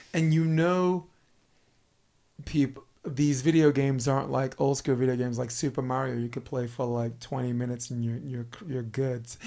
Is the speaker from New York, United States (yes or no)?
yes; New York, United States; moved away; I'm from New York.